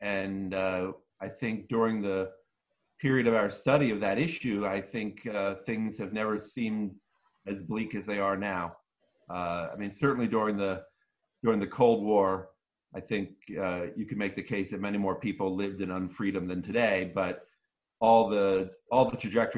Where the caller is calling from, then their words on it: East Coast, United States; I'm tuning in from the East Coast of the United States of America. I'm typically in Washington, D.C., but I'm taking a short vacation in Martha's Vineyard.